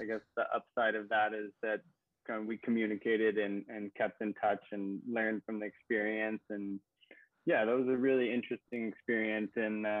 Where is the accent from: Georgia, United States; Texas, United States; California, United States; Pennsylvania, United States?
Pennsylvania, United States; moved away as an adult; also born or lived in New York City / San Francisco; now in Puerto Rico; I grew up in Pennsylvania, kind of like a rural setting